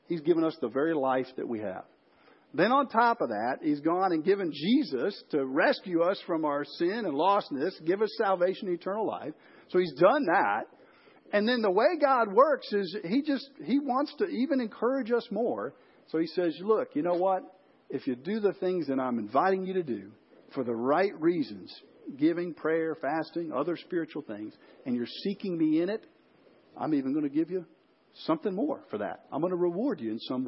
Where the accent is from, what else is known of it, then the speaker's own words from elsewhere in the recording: Chicago, Illinois, United States; I grew up in Chicago.